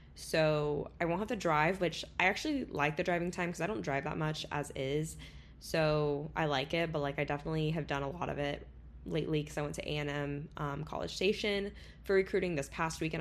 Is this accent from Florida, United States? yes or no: yes; Florida, United States; moved away as an adult; now in Texas, United States; I still say I'm going home if I'm going to Florida